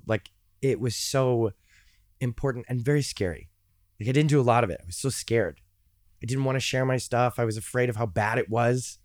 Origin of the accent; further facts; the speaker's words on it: Chicago, Illinois, United States; moved away as an adult; also born or lived in Cincinnati, Ohio; I grew up in Chicago